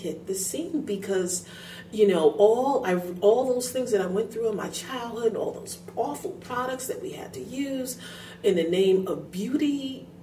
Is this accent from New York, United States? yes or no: yes; New York, United States; I grew up in New York